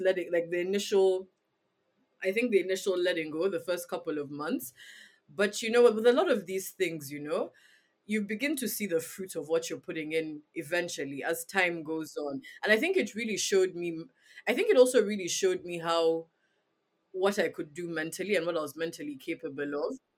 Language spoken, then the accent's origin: English; Uganda; growing up in Uganda